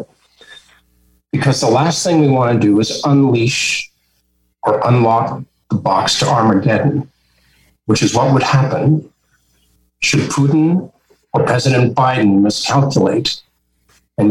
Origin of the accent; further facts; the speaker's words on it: Canada; as a Canadian